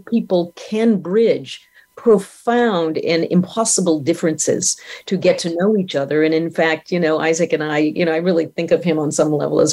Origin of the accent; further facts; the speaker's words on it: Maine, United States; I was 17. Mm-hmm. You know, I was from Maine.